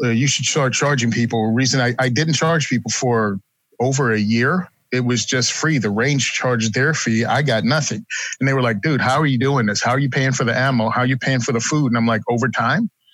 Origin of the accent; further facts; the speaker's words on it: Virginia, United States; moved away as an adult; now in New Jersey, United States; born and raised in Virginia, moved to New Jersey after I got out